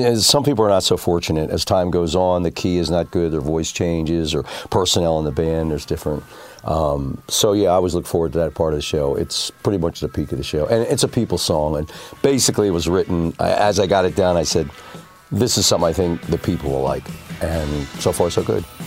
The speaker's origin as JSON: {"language": "English", "region": "Delaware", "country": "United States", "said": "I'm a nobody from Delaware"}